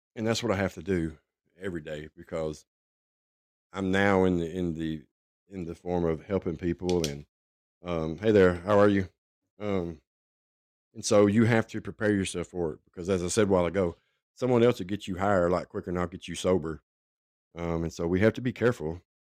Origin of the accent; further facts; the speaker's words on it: Franklin, Tennessee, United States; also born or lived in Nashville, Tennessee; I was born in Nashville and raised in Franklin, which is just south of Nashville